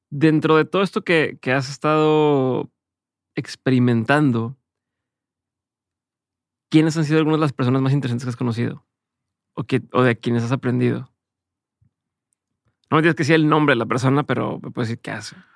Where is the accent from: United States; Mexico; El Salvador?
Mexico; La mayoría es, soy mexicano, y entonces lo hago en español y trabajo con marcas en español o mexicanas.